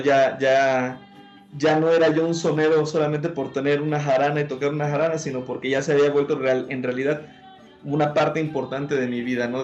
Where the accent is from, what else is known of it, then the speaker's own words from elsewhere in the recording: Veracruz, Mexico; aunque soy eh, de Veracruz, yo nací en, Veracruz, Puerto